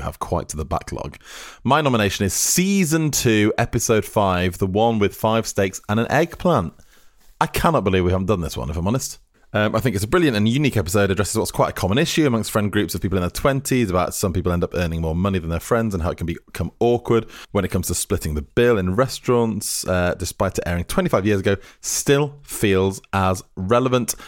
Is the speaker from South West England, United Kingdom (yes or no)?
no; Lancashire, North West England, United Kingdom; I'm from Lancashire